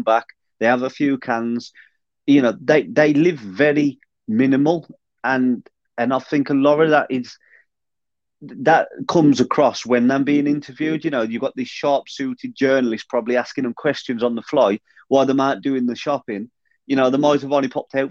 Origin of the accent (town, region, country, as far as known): Black Country, West Midlands, United Kingdom; accent: Black Country